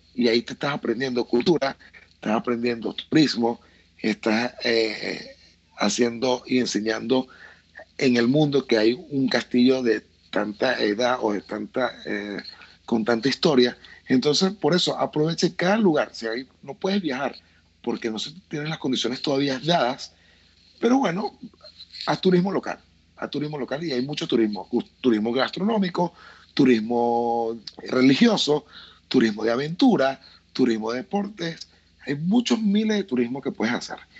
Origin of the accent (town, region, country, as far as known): Venezuela